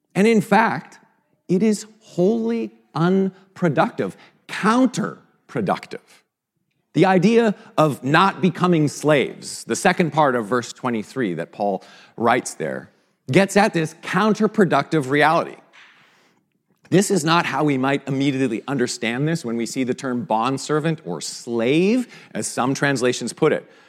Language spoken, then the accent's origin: English; Vancouver, British Columbia, Canada; moved away; a Canadian from Vancouver